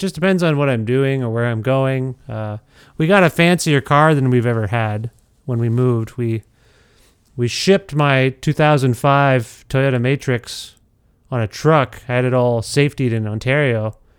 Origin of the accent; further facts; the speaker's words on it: India; Yeah, well, I grew up, I'm Indian, and so I grew up eating samosas.